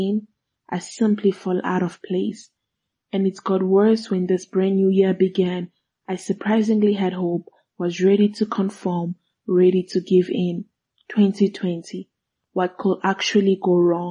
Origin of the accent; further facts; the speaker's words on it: DR Congo; first language Swahili; English is a second language; also born or lived in South Africa; now in Johannesburg, South Africa; from the Republic Democratic of Congo. I am currently residing in South Africa